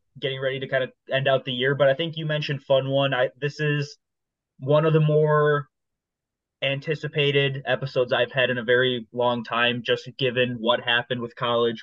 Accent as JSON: {"language": "English", "region": "Michigan", "country": "United States", "tie": "born or raised there", "said": "we grew up in Michigan"}